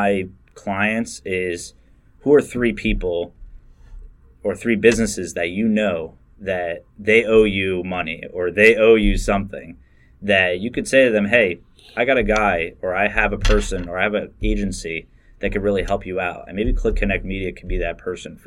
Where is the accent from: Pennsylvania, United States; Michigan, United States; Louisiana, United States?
Pennsylvania, United States; Bucks County; I grew up in Bucks County